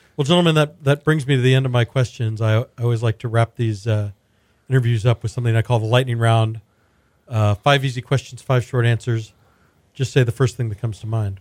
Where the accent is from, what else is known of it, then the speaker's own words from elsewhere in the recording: Houston, Texas, United States; when I was growing up in Houston in the eighties and nineties